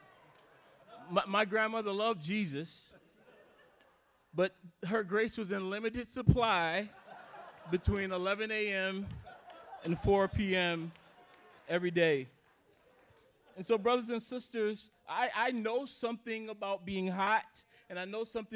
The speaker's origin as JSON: {"language": "English", "region": "South Carolina", "country": "United States", "tie": "born or raised there", "moved": "yes", "lives_now": "Minnesota, United States", "said": "I was born and raised in South Carolina."}